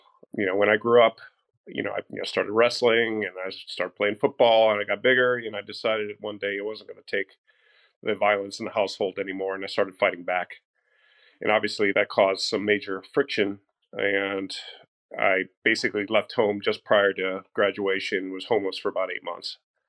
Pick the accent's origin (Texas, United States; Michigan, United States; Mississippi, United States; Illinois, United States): Illinois, United States; outside of Chicago; I grew up outside of Chicago.